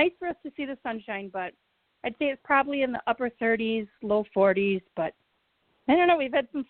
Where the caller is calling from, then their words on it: Wisconsin, United States; I'm calling from Wisconsin